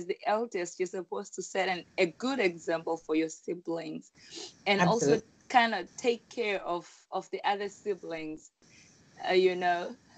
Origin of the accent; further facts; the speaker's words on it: Rusape, Manicaland, Zimbabwe; moved away as an adult; also born or lived in Guangzhou, China; now in Beijing, China; I grew up in a small city called Rusape, a city which is in between two big cities in Zimbabwe